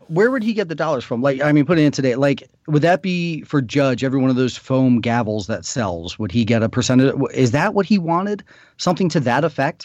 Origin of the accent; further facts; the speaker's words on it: Maryland, United States; I actually grew up in Maryland, fifteen minutes from Camden Yards, but the family was from New York